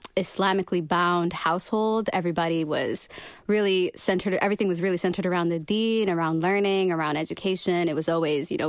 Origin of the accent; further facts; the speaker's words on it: St. Louis, Missouri, United States; now in Rochester, United States; I'm from St. Louis. I'm from, which is like really down in Missouri. It's kind of like in the southern central part of the states. I grew up there.